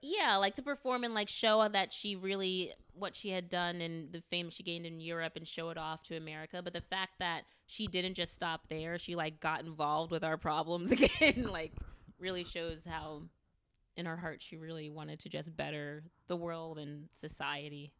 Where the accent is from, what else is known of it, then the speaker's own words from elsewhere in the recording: United States; I love being a African American. I love being American